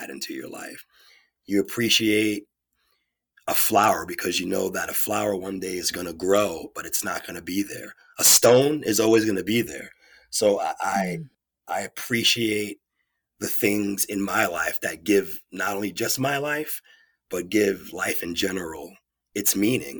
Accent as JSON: {"language": "English", "town": "New York City", "region": "New York", "country": "United States", "also_born_or_lived": "Beverly, Massachusetts", "moved": "as an adult", "said": "I'm from New York City, originally from Queens, and I'm living in Massachusetts after college."}